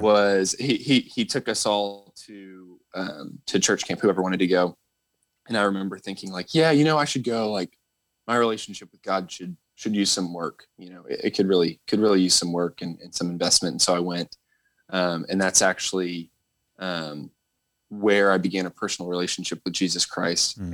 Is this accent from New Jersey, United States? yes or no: no; Northern Virginia, United States; I grew up in Northern Virginia